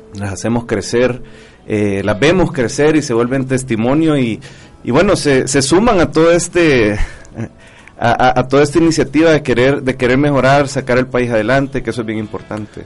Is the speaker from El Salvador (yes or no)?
yes; El Salvador; como salvadoreños